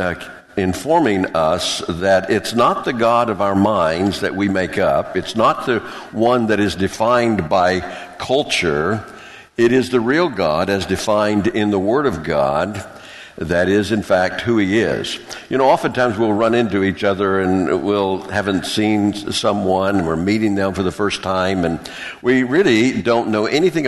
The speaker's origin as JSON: {"language": "English", "region": "the South", "country": "United States", "tie": "born or raised there", "said": "where I grew up in the South"}